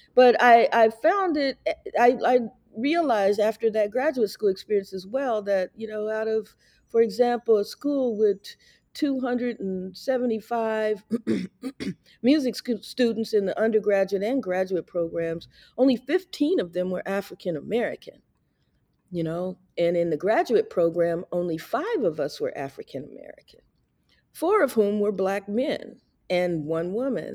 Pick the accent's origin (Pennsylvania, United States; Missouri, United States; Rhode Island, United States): Missouri, United States; Kansas City; moved away as an adult; now in California, United States; I grew up in Kansas City listening to my grandfather and his stride piano playing